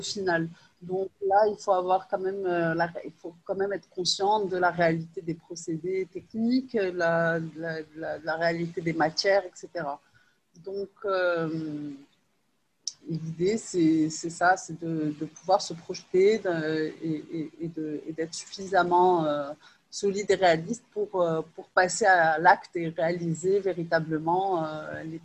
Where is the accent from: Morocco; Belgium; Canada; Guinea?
Morocco; Rabat, Rabat-Salé-Kénitra; also born or lived in Lyon, France; je suis née à Lyon, euh, et j'ai, j'ai, euh, j'ai fait la majorité de mes études, en fait, à, à Rabat